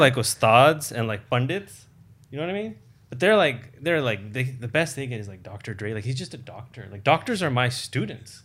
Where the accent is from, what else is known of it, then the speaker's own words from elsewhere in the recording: United States; growing up in America